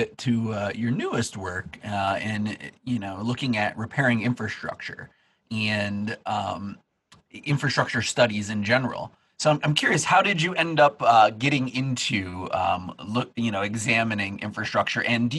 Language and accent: English; Black Dirt area of New York, United States; I grew up in the Black Dirt area of New York.